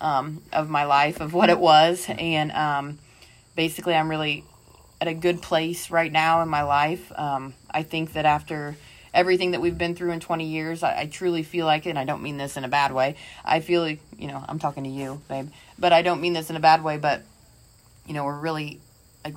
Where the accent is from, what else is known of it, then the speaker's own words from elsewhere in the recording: Indiana, United States; moved away; my accent because I was from Indiana